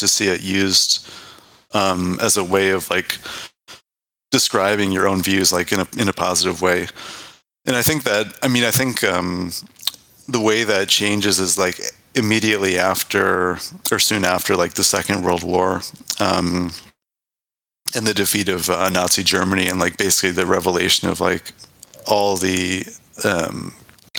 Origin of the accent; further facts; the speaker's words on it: Canada; also born or lived in United Kingdom; I studied there, but I'm from Canada